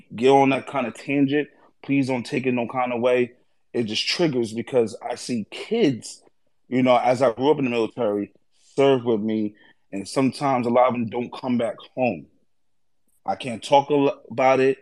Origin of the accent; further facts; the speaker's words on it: New York City, New York, United States; moved away; also born or lived in Dutchess County, New York; We moved up from the Bronx and moved up to Dutchess County, New York